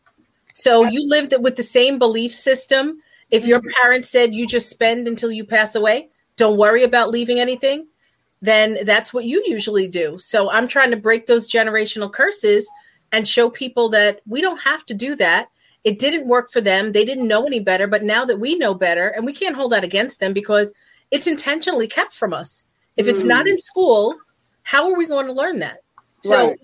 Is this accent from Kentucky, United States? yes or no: no; New York City, New York, United States; also born or lived in Long Island, New York; I grew up in Queens